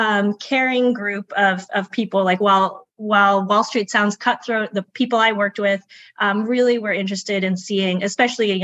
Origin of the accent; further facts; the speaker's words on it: Boston, Massachusetts, United States; also born or lived in Brookline, Massachusetts / New York; I am from Boston originally. I grew up in Brighton and then in Brookline, Massachusetts